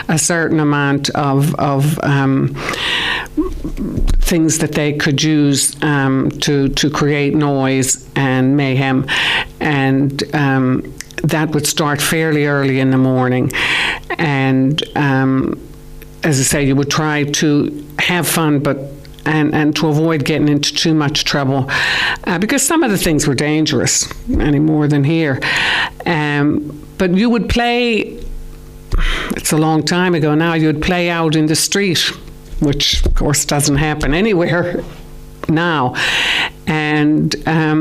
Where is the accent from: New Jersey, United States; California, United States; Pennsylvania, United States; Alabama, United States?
Pennsylvania, United States; Pittsburgh; now in Ireland; I'd best describe myself as Pittsburgh